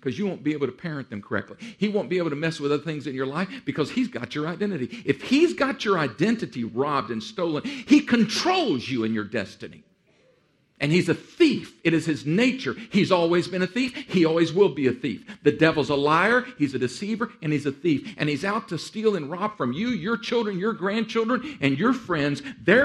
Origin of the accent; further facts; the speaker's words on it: Texas, United States; I'm from Texas